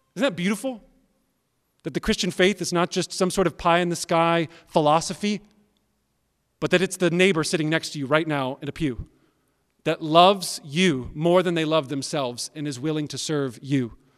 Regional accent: United States; I like being an American. I'm glad that I'm a citizen of America

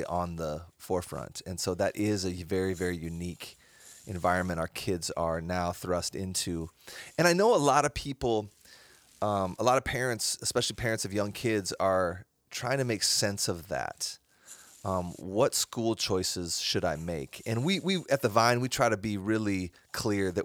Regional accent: Iowa, United States; I was raised in Iowa.

